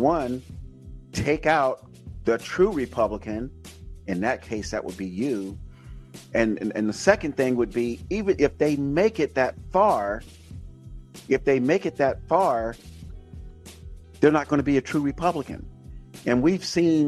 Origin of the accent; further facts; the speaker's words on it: Florida, United States; now in California, United States; born and raised in Florida